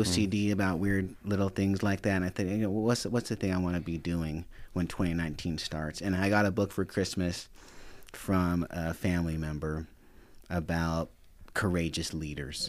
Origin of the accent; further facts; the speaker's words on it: Sparks, Nevada, United States; also born or lived in Reno, Nevada; I was born in, at Saint Mary's. I was, and I was raised in Sparks